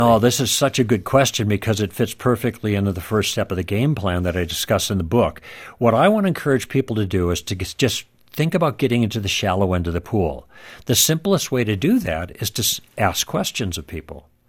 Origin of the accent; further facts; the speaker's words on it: Midwest, United States; moved away; also born or lived in Los Angeles; I grew up in the Midwest